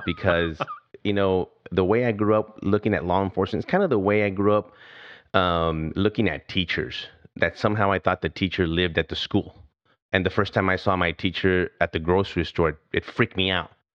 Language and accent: English; El Paso, Texas, United States; I grew up in El Paso, Texas, a border town